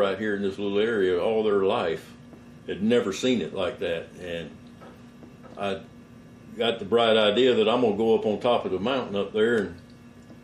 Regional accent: Florida, United States; moved away as an adult; also born or lived in Georgia; now in West Texas, United States; I'm from Florida originally, born and raised there

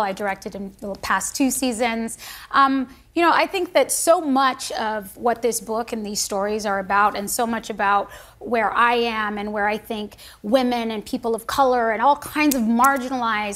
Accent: United States; I am an American

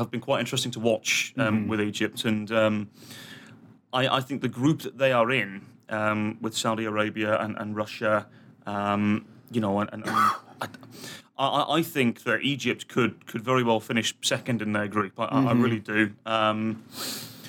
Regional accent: England, United Kingdom; also born or lived in Kansas City, United States; now in Twin Cities, United States; my home country

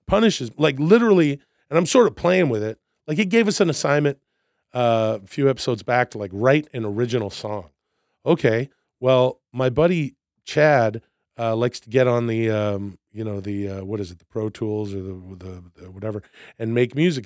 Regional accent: Vancouver, British Columbia, Canada; moved away as an adult; now in United States; I'm from Vancouver, Canada.

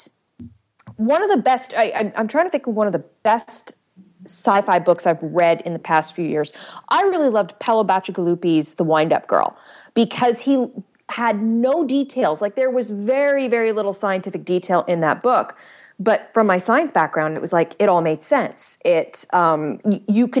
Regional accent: Canada; I'm Canadian

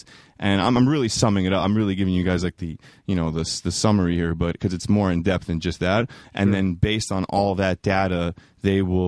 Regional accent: New York City, New York, United States; We grew up together in New York City

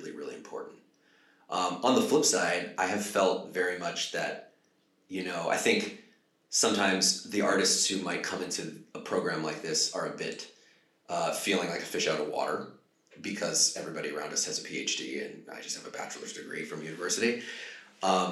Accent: United States; also born or lived in Hollywood; I'm from the United States

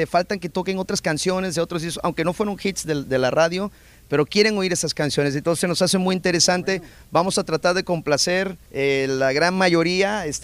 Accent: Guadalajara, Jalisco, Mexico; born there; En Guadalajara.

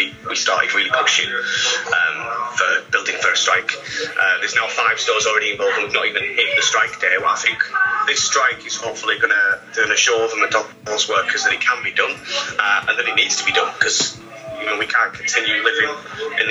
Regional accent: Scarborough, Yorkshire and the Humber, United Kingdom; now in Cambridge, United Kingdom; I'm from Scarborough, and I did a lot of work with KFC there

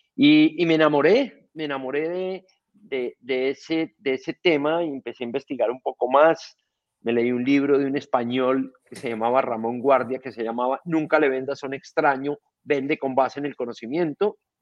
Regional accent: Colombia; soy un colombiano

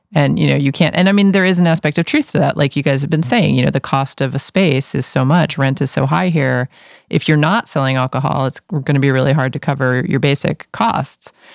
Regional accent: New York City, New York, United States; now in Portland, United States; I grew up in New York City

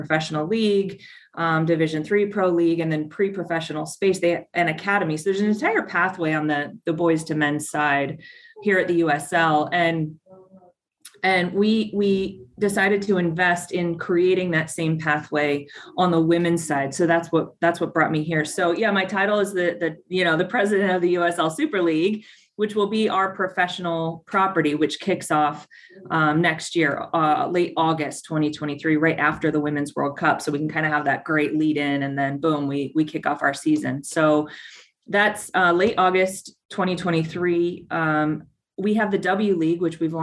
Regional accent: Tucson, Arizona, United States; FC Tucson. That's my hometown

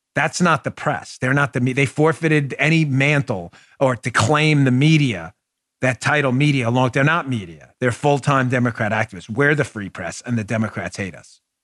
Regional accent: New York City, New York, United States; now in Florida, United States; my hometown of New York City

